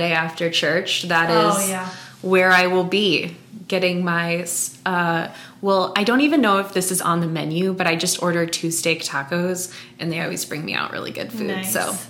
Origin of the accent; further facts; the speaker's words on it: Columbia, South Dakota, United States; So I grew up about 15 miles north of Aberdeen. I am South Dakota born and raised. I have never left and I love it, but definitely, a true South Dakotan. Grew up in a small town